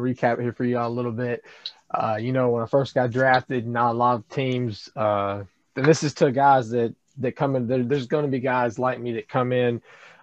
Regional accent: Athens, Alabama, United States; also born or lived in Tuscaloosa, Alabama; I was born in Athens, Alabama. I live in the Tuscaloosa/Clear area

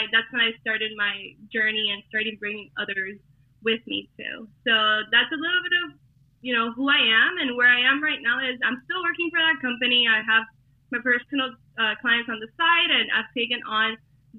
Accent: Hialeah, Florida, United States; I am from Hialeah, so you know where all the Cubans are at, here in Miami. So I am a Miami girl, and you could probably hear the accent, of course

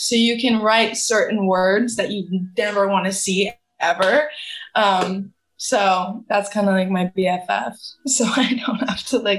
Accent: Canada; I only had 6 months in the U.S. as a Canadian, so my 6 months was up.

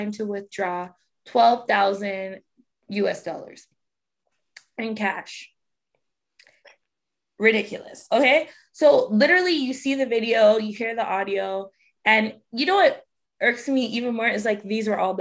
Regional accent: Toronto, Ontario, Canada; we're from Toronto

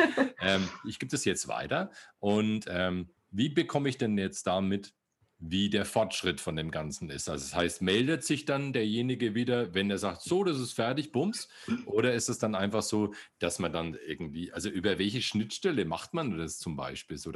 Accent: Bavaria, Germany; Ja, okay, na, ne, ich komme aus Bayern, so weit weg sind wir

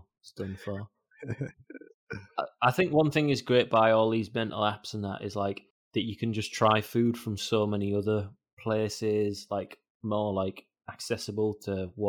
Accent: United Kingdom; accent: northern

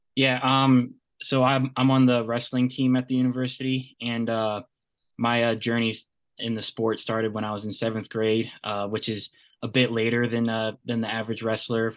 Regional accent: Bowie, Maryland, United States; I'm from Bowie, Maryland, uh, right down the road from UMD.

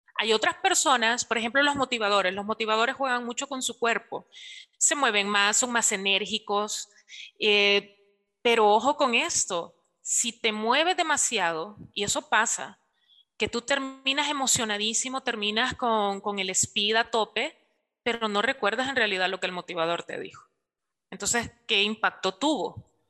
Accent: El Salvador; nosotros lo asociamos mucho acá en la cultura salvadoreña

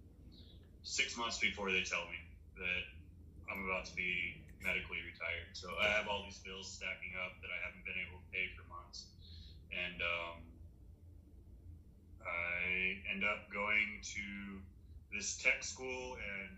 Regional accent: Western Texas and New Mexico, United States; I grew up in Western Texas and New Mexico.

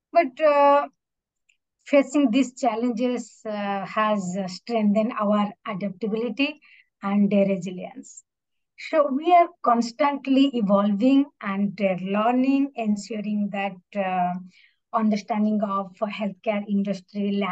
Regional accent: Odisha, India; also born or lived in Rhode Island, United States; now in Tampa, United States; India, the place I grew up. I'm from Odisha.

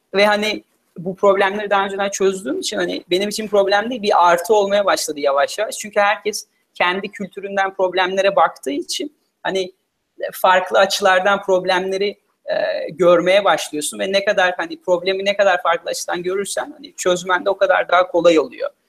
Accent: Turkey; moved away as an adult; also born or lived in United States / Philippines; liseye kadar Türkiye'de okudum. E, sonra Amerika'da okumaya karar verdim üniversiteyi.

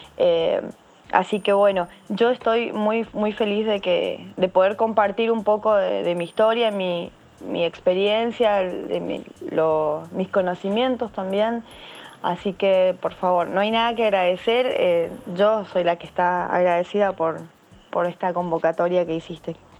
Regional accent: San Juan, Argentina; yo soy de la provincia de San Juan, eso está ubicado en la región de Cuyo, en, Argentina.

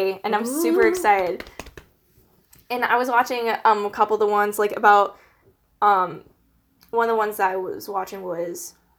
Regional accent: Pittsburgh, Pennsylvania, United States; we're both from Pittsburgh

